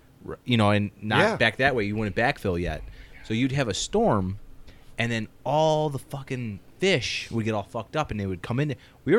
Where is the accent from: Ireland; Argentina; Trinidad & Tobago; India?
Ireland; and I mean, me being like Irish, I was like, meh.